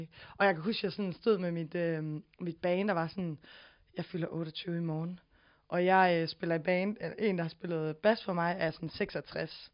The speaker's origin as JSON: {"language": "Danish", "town": "Silkeborg", "region": "Central Denmark Region", "country": "Denmark", "tie": "born or raised there", "moved": "yes", "said": "jeg er fra lidt uden for Silkeborg, i noget, ja. der hedder Katrinedal"}